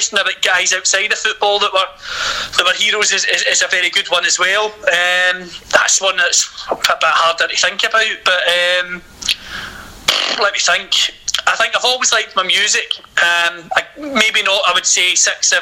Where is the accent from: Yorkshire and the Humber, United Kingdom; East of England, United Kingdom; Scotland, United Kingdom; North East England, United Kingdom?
Scotland, United Kingdom; Being Scottish